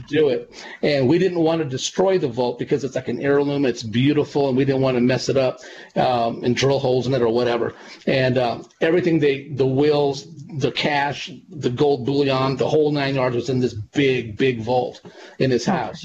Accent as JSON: {"language": "English", "region": "California", "country": "United States", "tie": "born or raised there", "said": "my hometown and um, in California"}